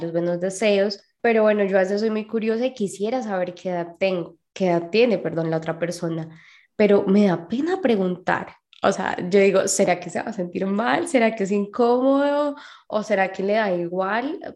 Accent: Mexico; de México.

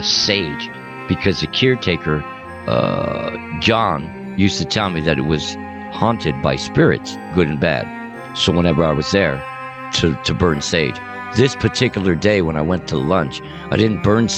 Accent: Montebello, California, United States; house I grew up with in Southside Montebello

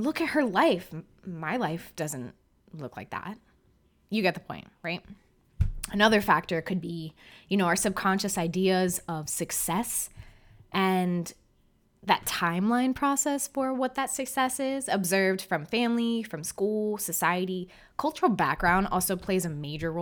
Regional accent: South Florida, United States; moved away; I'm from South Florida

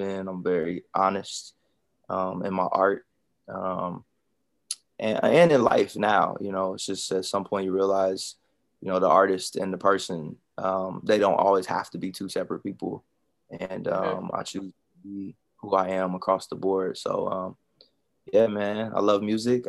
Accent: Columbus, Ohio, United States; moved away as an adult; also born or lived in Daytona; I'm from Columbus, Ohio. So I'm from the Midwest

